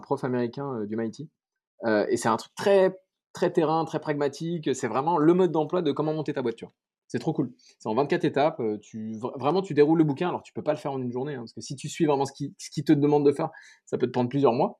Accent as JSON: {"language": "French", "town": "Paris", "region": "Île-de-France", "country": "France", "moved": "as an adult", "lives_now": "Bordeaux, France", "said": "je suis parisien, donc euh, maintenant je vais à Bordeaux"}